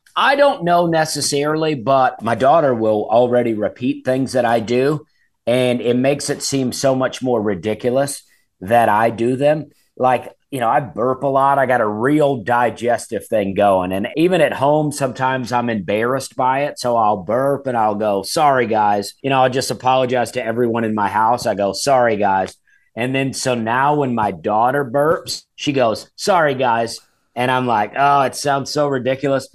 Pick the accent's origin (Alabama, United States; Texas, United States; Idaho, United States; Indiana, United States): Alabama, United States; moved away; I grew up in Alabama, and my dad had wild blackberries growing